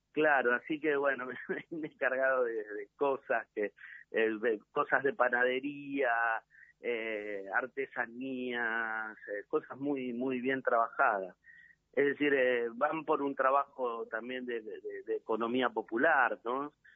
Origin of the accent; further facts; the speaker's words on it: Quilmes, Berazategui and Varela, Buenos Aires Province, Argentina; Quilmes, Verazate y Varela, que es mi tierra